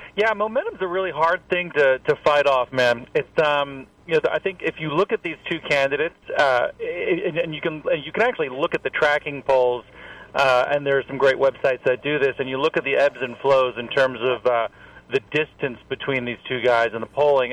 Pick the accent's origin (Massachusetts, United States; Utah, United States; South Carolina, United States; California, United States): South Carolina, United States; Columbia; I'm from Columbia